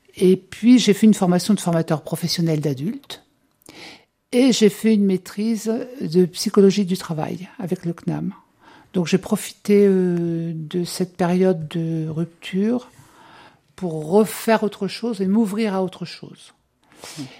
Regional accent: Bourges, Centre-Val de Loire, France; also born or lived in Normandy; j'ai grandi à Bourges. Donc j'ai fait toute ma scolarité à Bourges

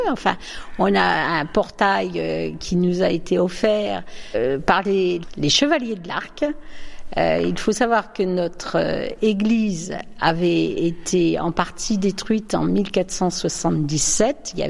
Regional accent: Reims, Grand Est, France; moved away as an adult; now in Le Mesnil-sur-Oger, France; Je suis originaire de Reims. Je me suis mariée en 76, donc je suis arrivée au ménil sur oger à partir de ce moment-là.

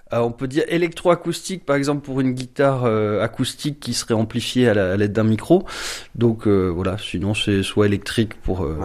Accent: Marseille, Provence-Alpes-Côte d'Azur, France; moved away as an adult; also born or lived in Thionville; now in Talange, France; je suis né à Marseille euh, donc en 82 et euh, donc j'ai vécu 20 ans là-bas

